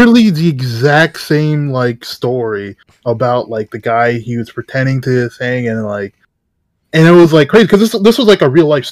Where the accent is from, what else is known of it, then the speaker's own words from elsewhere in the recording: Canada; I'm Canadian.